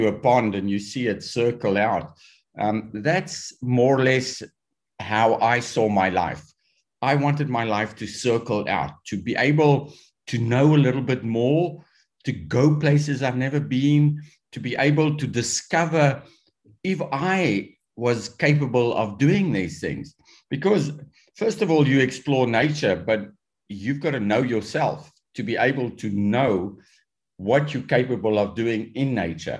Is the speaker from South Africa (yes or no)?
yes; South Africa; When I was growing up in South Africa